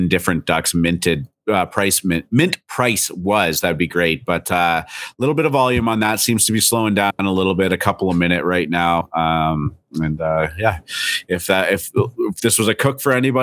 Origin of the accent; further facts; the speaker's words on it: Canada; I'm Canadian.